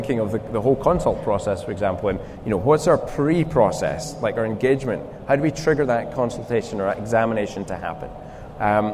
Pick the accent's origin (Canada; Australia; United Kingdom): United Kingdom; Scotland; accent: Scottish; my Scottish accent